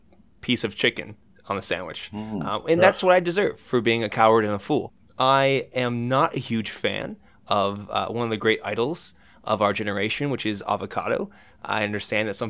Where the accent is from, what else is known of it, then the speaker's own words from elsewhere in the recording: United States; as an American